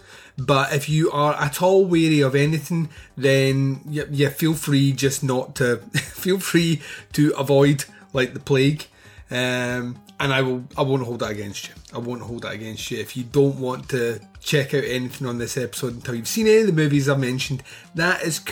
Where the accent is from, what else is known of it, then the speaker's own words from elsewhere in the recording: Scotland, United Kingdom; I am Scottish